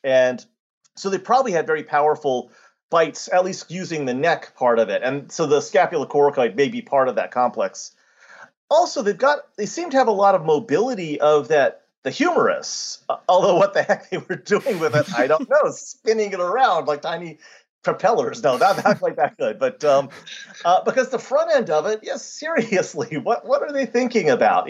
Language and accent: English; United States; being an American